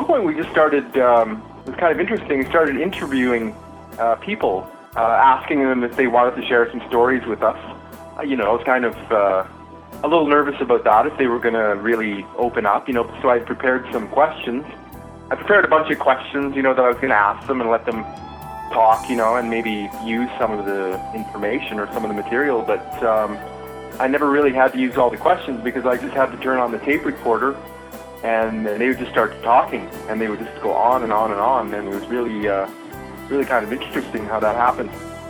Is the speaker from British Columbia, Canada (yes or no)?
no; Dokis First Nation, Ontario, Canada; now in Ottawa, Canada; I'm Ojibwe from the Doki's First Nation in Ontario